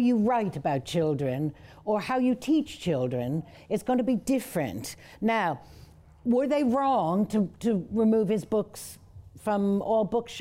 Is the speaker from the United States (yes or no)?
yes; United States; I grew up in America.